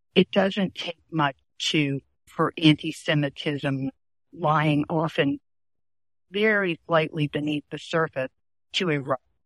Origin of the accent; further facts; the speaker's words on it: New Orleans, Louisiana, United States; moved away as an adult; also born or lived in Baltimore; I had just come to Baltimore from New Orleans to attend Goucher College.